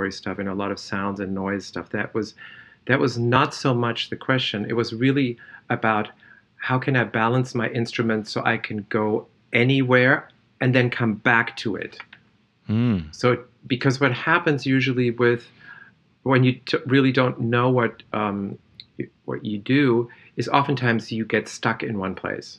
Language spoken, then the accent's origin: English; Germany; I was born in Germany.